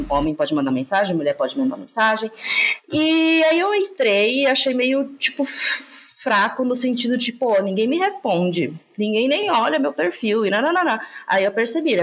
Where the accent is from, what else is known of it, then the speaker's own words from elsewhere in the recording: Santa Catarina, Brazil; eu sou de Santa Catarina